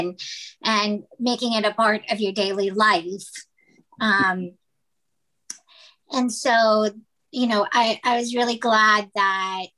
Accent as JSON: {"language": "English", "country": "Philippines", "tie": "born or raised there", "moved": "as an adult", "lives_now": "Los Angeles, United States", "said": "I was born and raised in the Philippines, and then I moved to Los Angeles to go to college primarily."}